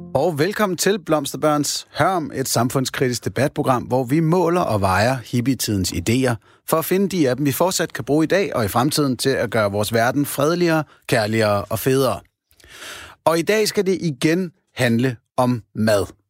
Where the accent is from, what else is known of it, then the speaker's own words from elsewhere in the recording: Denmark; Jeg er en ud af de 39 procent af danskerne